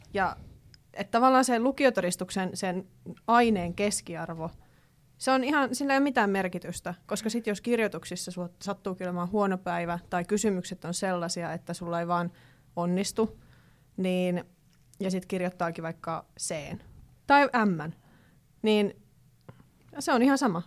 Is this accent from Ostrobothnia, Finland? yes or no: no; Kittilä, Lapland, Finland; moved away; koska nyt olen Kittilästä ja Levi sattui olemaan siinä vieressä